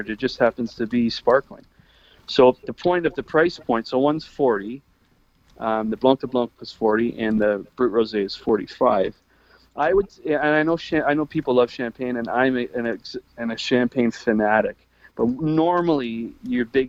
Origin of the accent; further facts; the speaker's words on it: Canada; we're Canadian